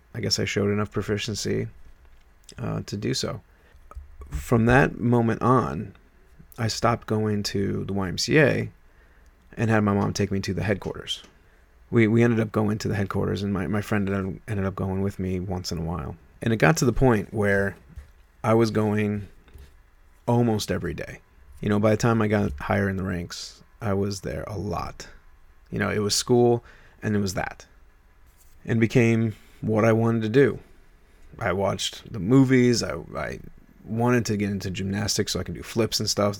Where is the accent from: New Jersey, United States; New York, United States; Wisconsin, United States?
New York, United States; moved away; I was from New York